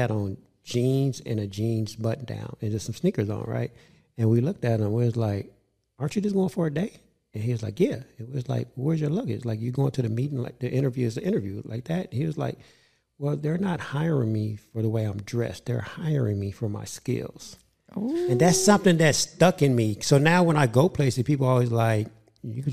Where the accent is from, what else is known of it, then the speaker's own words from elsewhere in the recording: Inglewood, California, United States; I grew up with Dwayne in Inglewood